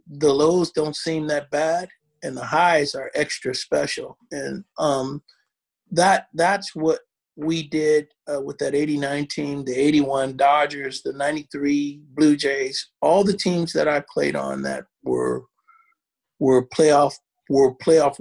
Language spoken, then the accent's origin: English; Oakland, California, United States; I grew up in Oakland